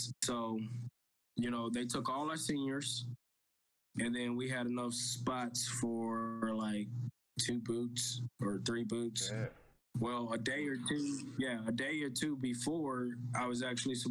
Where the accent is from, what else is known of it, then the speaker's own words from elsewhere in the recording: East Texas, United States; moved away as an adult; also born or lived in California; born and raised East Texas, coming to California, you know, for the first time.